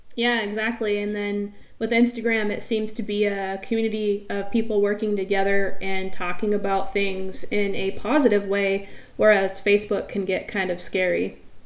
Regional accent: near Mount Rainier, Washington, United States; I grew up near Mount Rainier, Crystal Mountain

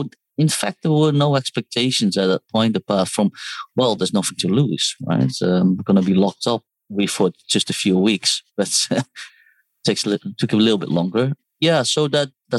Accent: Netherlands; moved away as an adult; also born or lived in Seoul, South Korea / United Kingdom; now in Hong Kong; Well, so I was born in Seoul, South Korea, raised in Holland. I studied there as well. I studied in the UK and then currently live in Hong Kong

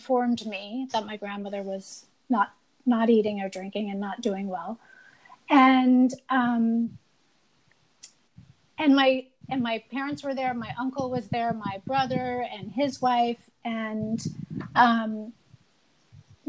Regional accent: New Jersey, United States; now in New York City, United States; I grew up in New Jersey

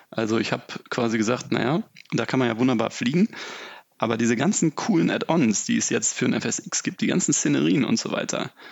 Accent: Lübeck, Schleswig-Holstein, Germany; now in Hamburg, Germany; Äh, begann im Prinzip im Norden in Lübeck äh, und in Hamburg, da wo ich jetzt, oder im Großraum Hamburg, wo ich wohne.

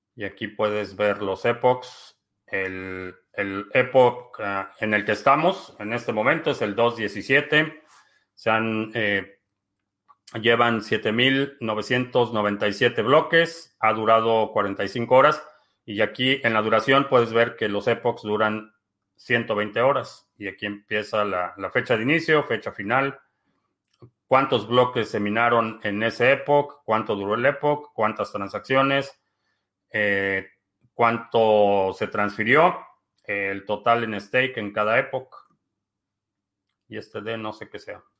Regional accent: Mexico; nací y crecí en México

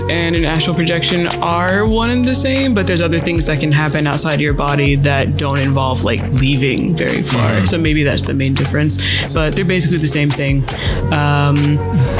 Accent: Atlanta, Georgia, United States; also born or lived in Oxford, England; I'm from Atlanta

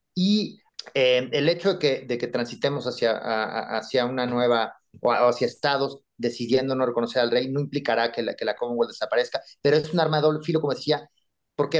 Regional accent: Mexico; nosotros como mexicanos

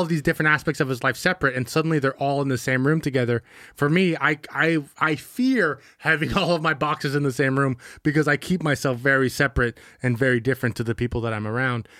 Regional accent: Bay Area, California, United States; we grew up in the Bay Area

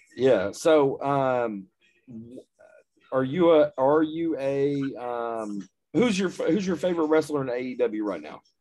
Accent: East Texas / West Texas, United States; I am from East Texas

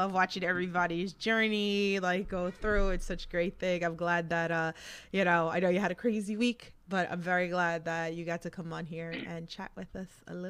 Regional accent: New York City, New York, United States; accent: Queens; I'm the Queens girl that's always like, the hot dog and, I'm from New York.

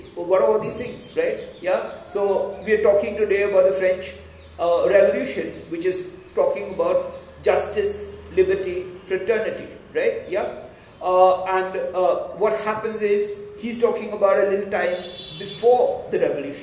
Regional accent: Pune, Maharashtra, India; the town that I was brought up in Pune, right? In a place called Yerabda

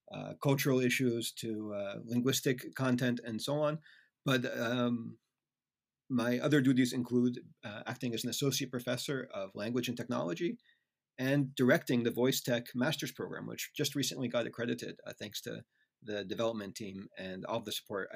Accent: United States; accent: American; moved away as an adult; now in Netherlands; I'm an American. You can tell already by my accent

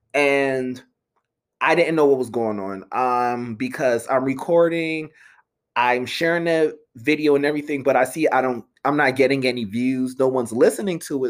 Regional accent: Philadelphia, Pennsylvania, United States; I'm from the Philly area. I went to Temple University, live in Philly for seven years.

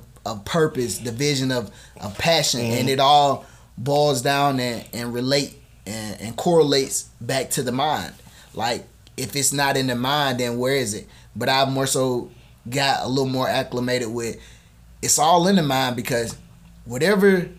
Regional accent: LaGrange, Georgia, United States; also born or lived in Columbus, Georgia; I am from LaGrange, Georgia. Born and raised

